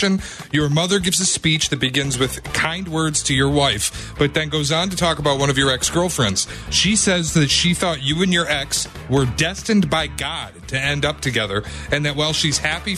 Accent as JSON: {"language": "English", "town": "Detroit", "region": "Michigan", "country": "United States", "said": "I'm from Detroit"}